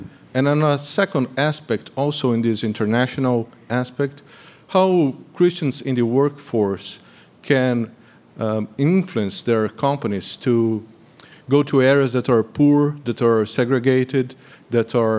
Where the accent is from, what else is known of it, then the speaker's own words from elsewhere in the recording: Brazil; English is a second language; moved away as an adult; now in United States; I'm a physician from Brazil